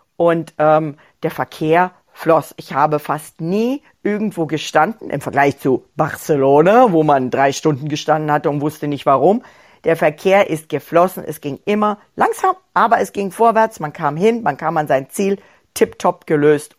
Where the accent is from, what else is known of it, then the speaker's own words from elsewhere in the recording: Germany; hier bei uns in Deutschland